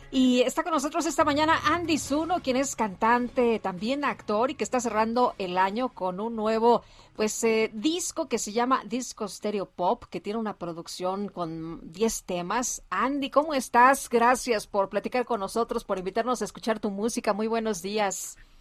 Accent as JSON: {"language": "Spanish", "country": "Mexico", "said": "¿qué podemos decir los mexicanos? Amamos, amamos a nuestra tierra"}